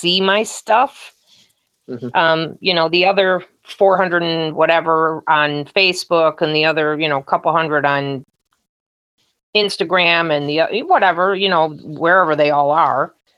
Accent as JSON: {"language": "English", "region": "Michigan", "country": "United States", "said": "I'm from Michigan in the US"}